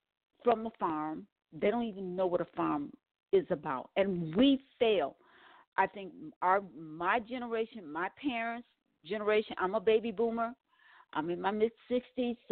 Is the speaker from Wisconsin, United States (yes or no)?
yes; Milwaukee, Wisconsin, United States; I am from Wisconsin, Milwaukee, Wisconsin